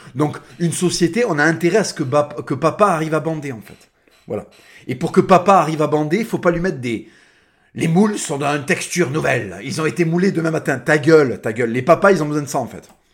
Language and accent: French; France; first language Spanish; French is a second language; on est des Français.